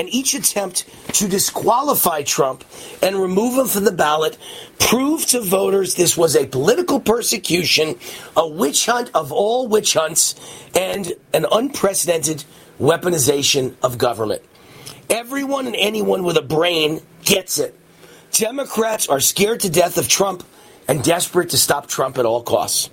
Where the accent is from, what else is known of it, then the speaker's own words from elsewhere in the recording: Nevada, United States; my home state of Nevada